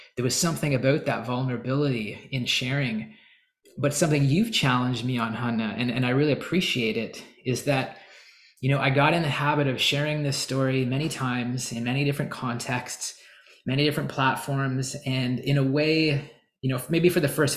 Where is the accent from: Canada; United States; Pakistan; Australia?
Canada; I'm Canadian